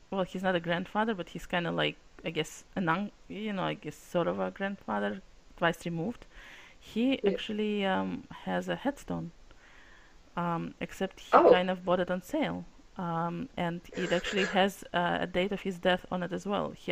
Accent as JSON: {"language": "English", "country": "Russia", "first_language": "Russian", "second_language": "English", "moved": "yes", "lives_now": "United States", "said": "And in fact, as you can tell by the accent, I'm from Russia. Well, from Soviet republics. And so we, everyone spoke Russian"}